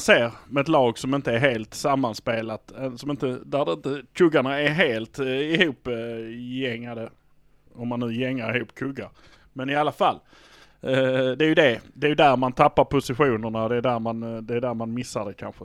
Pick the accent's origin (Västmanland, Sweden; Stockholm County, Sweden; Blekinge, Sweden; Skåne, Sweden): Skåne, Sweden; Malmö; vi är från Malmö